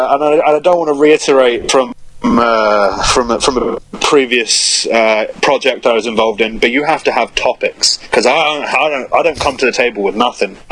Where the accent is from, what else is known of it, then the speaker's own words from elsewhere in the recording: England, United Kingdom; I'm from England. We have Father Christmas.